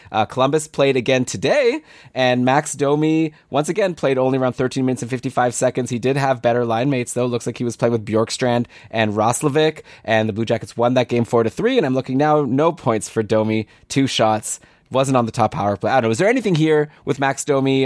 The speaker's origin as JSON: {"language": "English", "town": "Toronto", "region": "Ontario", "country": "Canada", "tie": "born or raised there", "said": "Toronto now, my hometown"}